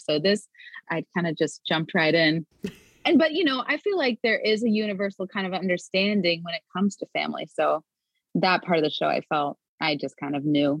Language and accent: English; Midwest, United States; now in Alexandria, Virginia, United States; your typical Midwest Catholic family.